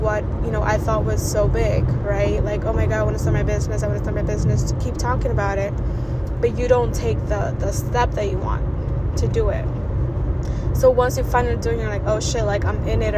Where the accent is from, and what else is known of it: New York City, New York, United States; born or raised there